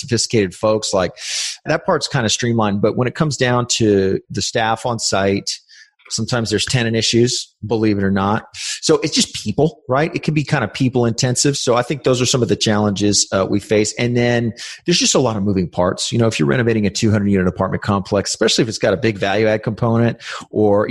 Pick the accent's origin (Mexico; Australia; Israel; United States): United States; San Antonio, Texas; I grew up in San Antonio. This is where we operate